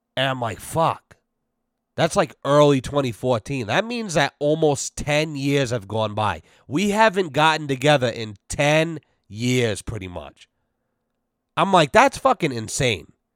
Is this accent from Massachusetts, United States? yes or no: yes; Massachusetts, United States; we're from Mass